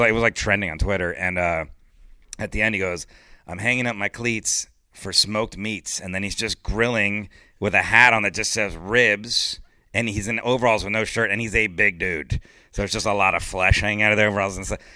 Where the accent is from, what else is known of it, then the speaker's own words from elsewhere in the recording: Miami, Florida, United States; moved away; I grew up in Miami, and I was living in Miami at the time